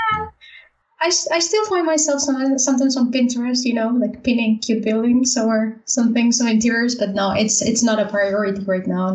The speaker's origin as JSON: {"language": "English", "town": "Valencia", "region": "Valencian Community", "country": "Spain", "also_born_or_lived": "Netherlands", "moved": "as an adult", "said": "I'm from Spain, so yeah, from, Spain. from, the East Coast, Valencia."}